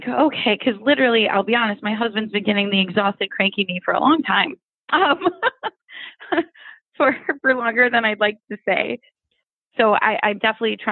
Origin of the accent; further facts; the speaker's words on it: Ohio, United States; I'm from Ohio